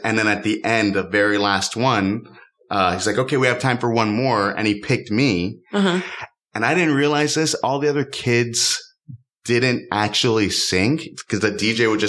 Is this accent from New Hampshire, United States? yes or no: no; Miami, Florida, United States; I grew up in Miami